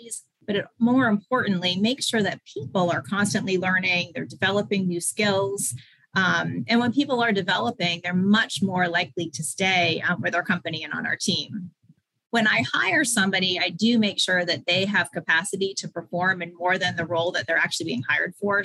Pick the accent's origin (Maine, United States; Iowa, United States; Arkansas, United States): Maine, United States; moved away as an adult; also born or lived in Pennsylvania; I had grown up in Maine. I went to college in Maine.